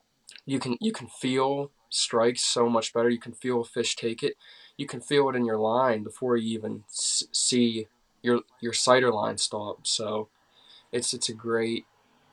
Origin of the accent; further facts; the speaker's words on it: Clearfield County, North Central Pennsylvania, United States; I'm from North Central PA, Clearfield County